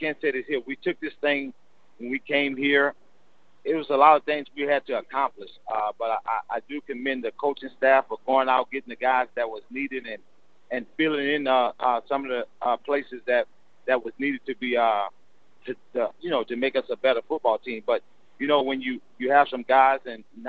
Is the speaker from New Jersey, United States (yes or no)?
no; New Orleans, Louisiana, United States; moved away as an adult; also born or lived in Baton Rouge, Louisiana; born and raised in New Orleans and spent 13, 14 years at Southern University